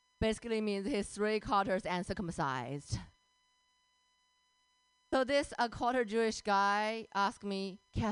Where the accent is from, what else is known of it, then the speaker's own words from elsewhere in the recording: China; English is a second language; moved away; I grew up in China